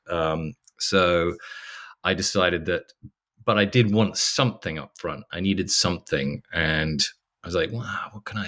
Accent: England, United Kingdom; now in Los Angeles, United States; I'm English

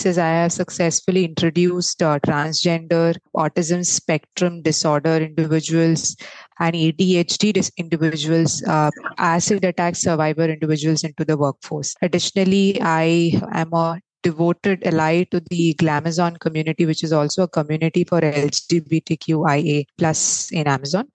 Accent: Mumbai, Maharashtra, India; also born or lived in Mangalore; I am originally from Mangalore but raised in Mumbai. Pretty much a Mumbaiker.

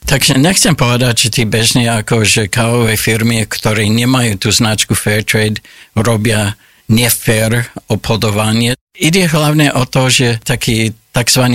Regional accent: Olds, Alberta, Canada; born or raised there; Slovak is a second language; moved away as an adult; now in Slovakia

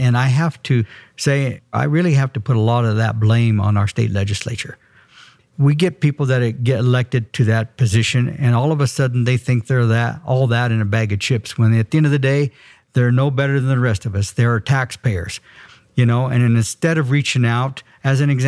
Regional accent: Steamboat Springs, Colorado, United States; also born or lived in Craig, Colorado; I grew up and was born and raised in Route County, Steamboat Springs, graduated from high school in 1968

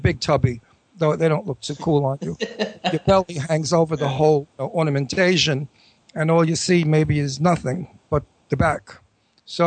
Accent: Brooklyn, Long Island, New York, United States; accent: New York, Brooklyn, Long Island; speaking with my New York, Brooklyn, Long Island accent

